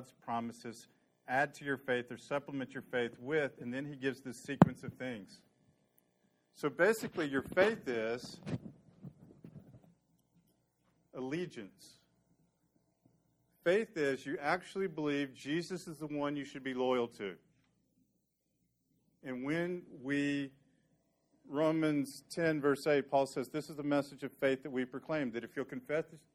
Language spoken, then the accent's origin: English; Dallas, Texas, United States; my childhood memories of growing up in Dallas